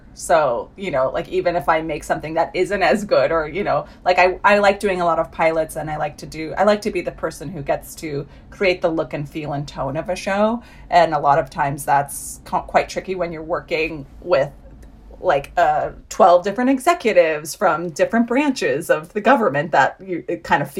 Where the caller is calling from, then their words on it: Los Angeles, California, United States; I'm calling in from Los Angeles from the coziness of my bedroom in quarantine while my daughter and husband play somewhere.